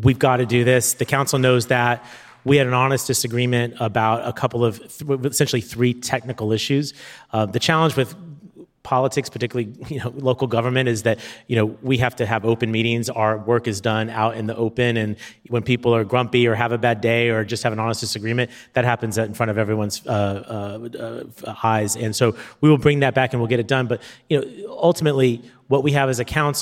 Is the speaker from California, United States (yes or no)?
yes; San Diego, California, United States; my hometown